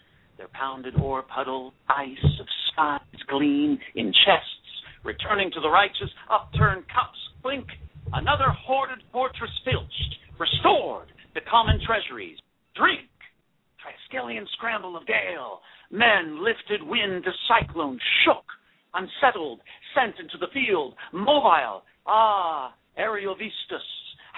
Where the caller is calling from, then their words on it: Chatsworth, California, United States; I am calling from Chatsworth, California.